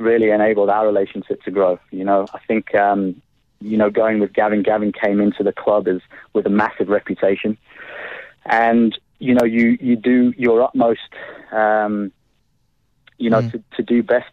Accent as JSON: {"language": "English", "country": "South Africa", "tie": "born or raised there", "also_born_or_lived": "Nottinghamshire, England", "accent": "a bit of a twinge of an English accent", "said": "So I was born in the UK, born in Nottinghamshire, and came to South Africa with my parents when I was 5 years old. So pretty much more South African than I am English"}